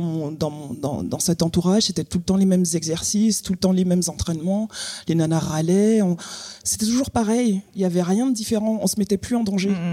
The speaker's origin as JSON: {"language": "French", "country": "Guadeloupe", "tie": "born or raised there", "moved": "as an adult", "said": "je suis partie de la Guadeloupe à 18 ans"}